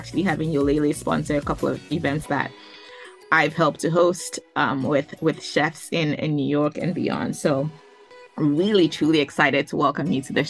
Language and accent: English; Ghana; now in United States; Just like you, I came from Ghana too, and went to, I I ended up in my schools. I ended up in the Midwest too.